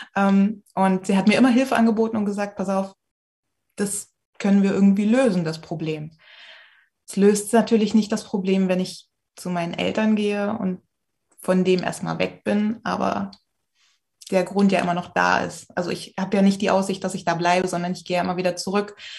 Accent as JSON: {"language": "German", "town": "Magdeburg", "region": "Saxony-Anhalt", "country": "Germany", "said": "ich komme aus Magdeburg."}